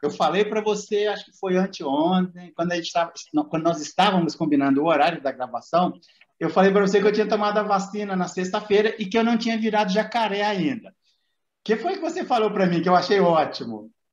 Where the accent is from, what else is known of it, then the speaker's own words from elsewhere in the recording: Minas Gerais, Brazil; accent: mineirices; Eu sou mineiro